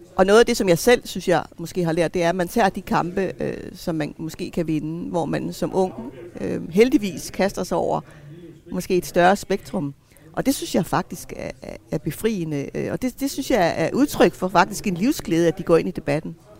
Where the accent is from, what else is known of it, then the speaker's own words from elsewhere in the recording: Greenland; Jeg er grønlænder